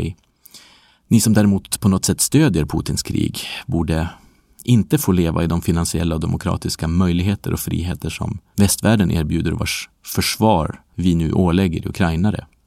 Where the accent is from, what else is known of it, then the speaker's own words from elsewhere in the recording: Sweden; moved away; för mig som glad svensk